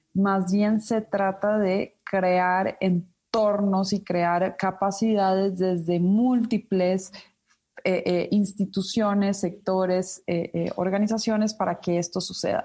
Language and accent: Spanish; Ecuador; now in Mexico; yo soy ecuatoriana de nacimiento, nací en Ecuador